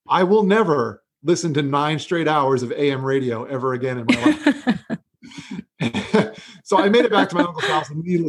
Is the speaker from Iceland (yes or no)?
no; Florida, United States; also born or lived in New York; I was born in New York and my parents moved down to Florida when I was just 3 years old in the 80s.